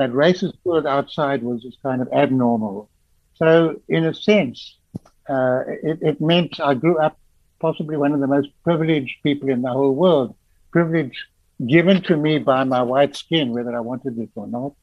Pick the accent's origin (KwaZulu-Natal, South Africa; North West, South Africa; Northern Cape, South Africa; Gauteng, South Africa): Gauteng, South Africa; Johannesburg; I was born and in the Florence Nightingale Hospital in Johannesburg